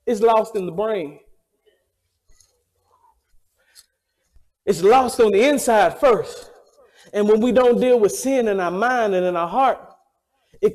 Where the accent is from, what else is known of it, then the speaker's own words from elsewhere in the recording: the South, United States; moved away; I'm from the South